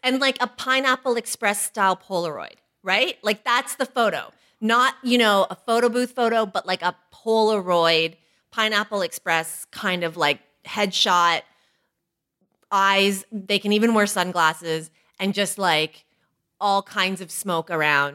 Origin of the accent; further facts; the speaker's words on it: Toronto, Ontario, Canada; We're both from Toronto